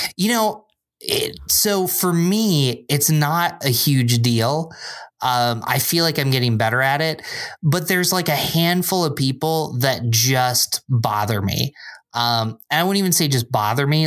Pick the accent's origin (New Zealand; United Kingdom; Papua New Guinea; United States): United States; Binghamton, New York; moved away as an adult; also born or lived in Endicott, New York / Philadelphia, Pennsylvania; now in Rochester, United States; I grew up in Binghamton, which is about three hours south